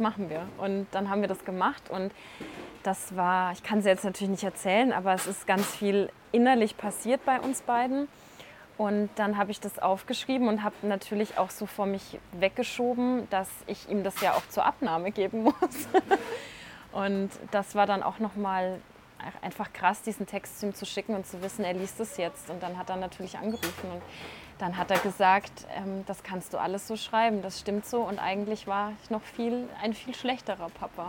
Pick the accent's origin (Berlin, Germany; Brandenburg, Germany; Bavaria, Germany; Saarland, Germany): Bavaria, Germany; Franconia; now in Munich, Germany; ich bin aus Franken und wenn ich heimfahre